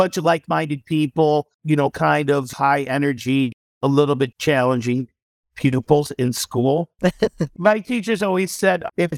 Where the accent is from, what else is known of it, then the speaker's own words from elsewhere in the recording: Chicago, Illinois, United States; moved away; Growing up in Chicago, I grew up west of the city.